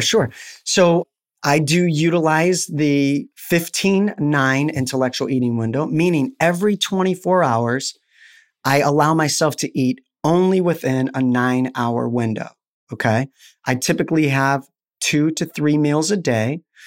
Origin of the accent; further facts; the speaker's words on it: Albuquerque, New Mexico, United States; I'm in Florida and I'm, I'm from Albuquerque, New Mexico.